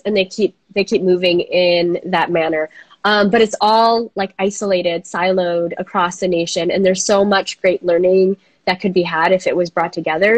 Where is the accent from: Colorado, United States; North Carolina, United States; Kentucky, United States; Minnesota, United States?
Minnesota, United States; I'm from Minnesota